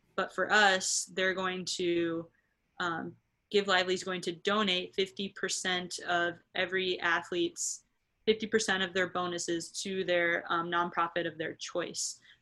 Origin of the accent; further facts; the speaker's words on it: Nebraska, United States; also born or lived in Minnesota; I'm from Nebraska, so I've experienced the cold